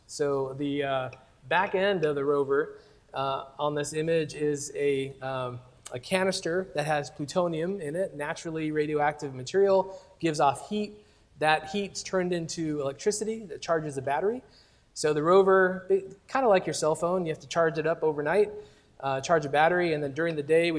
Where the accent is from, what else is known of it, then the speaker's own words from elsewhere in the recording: Stockton, California, United States; moved away as an adult; now in Los Angeles, United States; I grew up in Stockton. So I'm sort of a Northern California person for the early part of my life, at least. Now LA, after 20-some years, finally getting used to it.